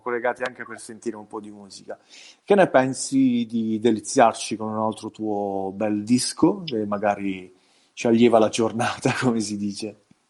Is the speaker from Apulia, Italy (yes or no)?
yes; province of Bari, Apulia, Italy; qui al sud